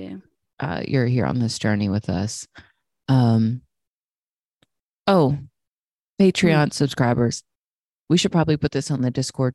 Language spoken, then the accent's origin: English; Texas, United States; now in Los Angeles, United States; growing up in Texas